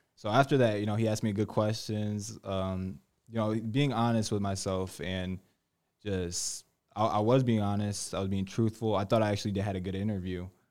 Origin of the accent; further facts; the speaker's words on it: Bristol, Connecticut, United States; I was born born in Bristol, Connecticut.